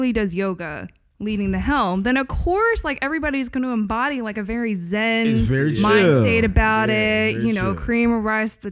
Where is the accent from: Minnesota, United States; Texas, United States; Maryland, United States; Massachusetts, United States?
Maryland, United States; growing up in Maryland, it never really occurred to me that that area was considered like the South